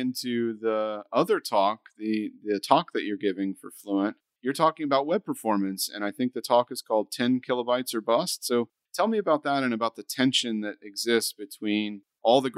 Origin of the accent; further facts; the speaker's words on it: United States; I'm an American over there in London